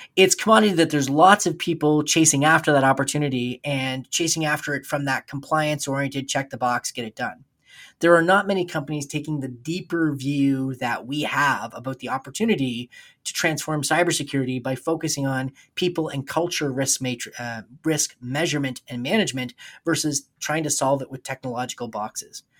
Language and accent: English; New Brunswick, Canada; when I was in high school in, uh, in New Brunswick